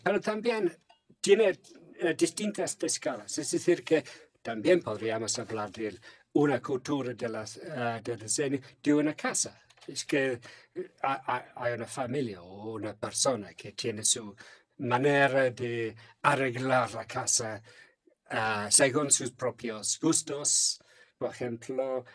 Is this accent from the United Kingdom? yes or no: yes; England, United Kingdom; Spanish is a second language; now in Finland; soy inglés.